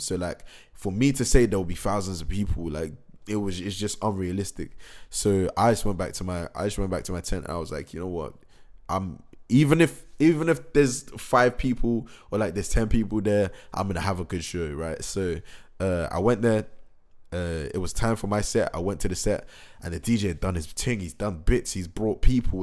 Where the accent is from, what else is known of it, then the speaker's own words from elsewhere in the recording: Reading, South East England, United Kingdom; Reading is my hometown